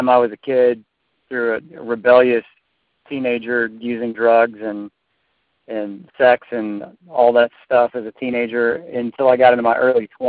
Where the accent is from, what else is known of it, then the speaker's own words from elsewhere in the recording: Georgia, United States; I grew up in the Bible Belt here in Georgia, I did not grow up in a Christian home.